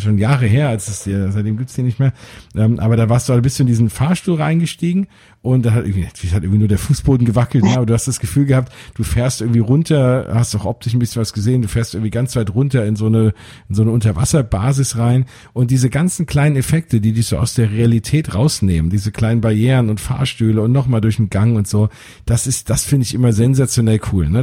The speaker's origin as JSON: {"language": "German", "town": "Frankfurt", "region": "Hesse", "country": "Germany", "said": "da fühle ich mich noch heimischer als äh, Frankfurter"}